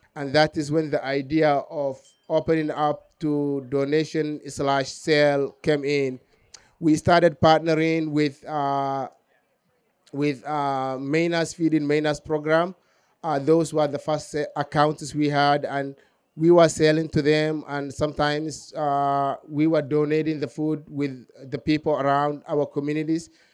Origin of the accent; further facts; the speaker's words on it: southern Somalia, Somalia; moved away; I was born in Somalia, southern Somalia